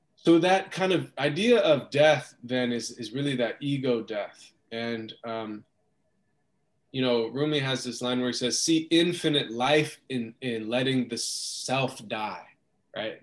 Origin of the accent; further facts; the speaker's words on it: United States; growing up in America